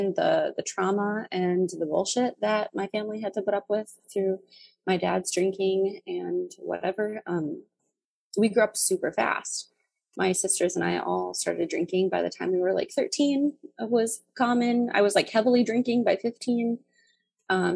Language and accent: English; North Dakota, United States; So I grew up in rural North Dakota, and it's a super, super small town